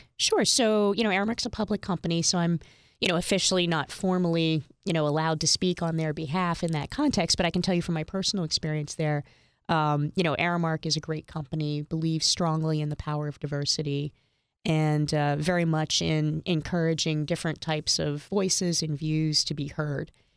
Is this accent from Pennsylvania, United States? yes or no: yes; Bethlehem, Pennsylvania, United States; moved away as an adult; also born or lived in Hagerstown, Maryland / Philadelphia, Pennsylvania; Bethlehem was my home until, um, I moved to Philadelphia when I was twenty-two.